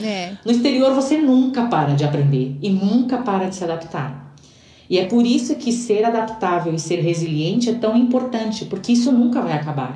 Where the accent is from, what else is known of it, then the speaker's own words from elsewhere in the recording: São Paulo, Brazil; moved away as an adult; now in Santiago, Chile; Eu venho de São Paulo, e para mim que venho de São Paulo, que não é a capital do Brasil